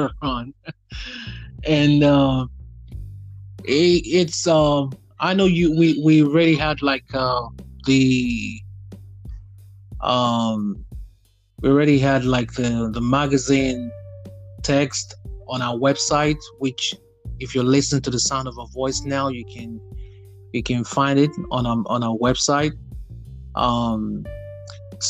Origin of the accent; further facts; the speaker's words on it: Nigeria; now in United States; I'm originally from Nigeria, but you know, I'm Nigerian American now